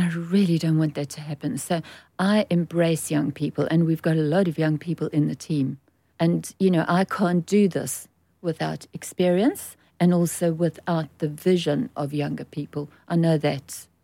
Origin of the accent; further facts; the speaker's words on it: South Africa; moved away as an adult; now in United Kingdom; I'm born and bred in South Africa